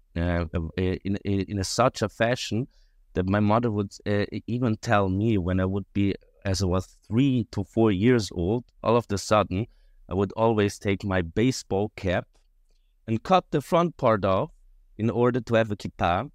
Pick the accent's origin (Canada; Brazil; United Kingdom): Brazil; Rio de Janeiro; now in Switzerland; I was born in Switzerland, quite right, and I lived most of my life in Brazil, actually in Rio de Janeiro, um, almost twenty years